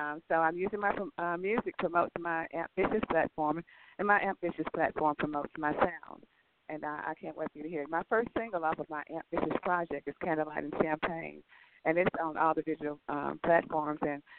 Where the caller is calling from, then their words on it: Los Angeles, California, United States; I'm calling you from Los Angeles today.